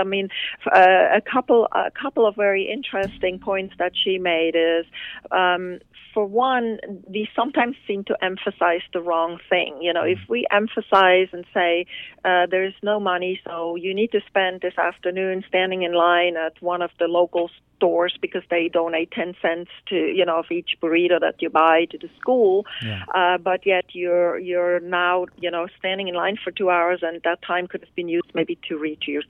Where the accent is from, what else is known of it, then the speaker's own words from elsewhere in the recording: Switzerland; now in California, United States; my home country, which is Switzerland